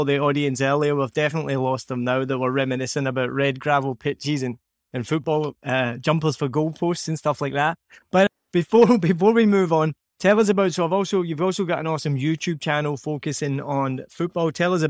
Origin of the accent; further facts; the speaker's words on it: Scotland, United Kingdom; This is what, for some reason, growing up in Scotland, they decided to make football pitches made of this substance.